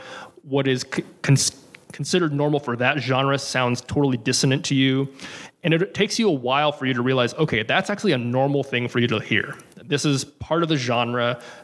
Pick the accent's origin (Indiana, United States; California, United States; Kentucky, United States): California, United States; Santa Barbara; born and raised in Santa Barbara, California.